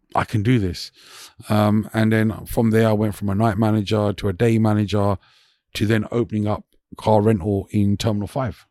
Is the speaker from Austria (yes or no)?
no; London, United Kingdom; also born or lived in Hounslow West, London; so I grew up around Hansa West, um, until I was about six, seven. And then, uh, we moved to North London